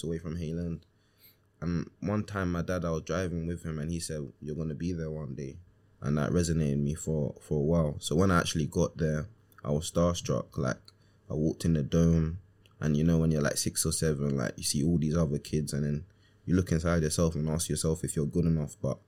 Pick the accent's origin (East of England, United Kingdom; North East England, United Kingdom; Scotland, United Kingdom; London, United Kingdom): London, United Kingdom; I grew up in East London, Walthamstow. That's where I was born and bred.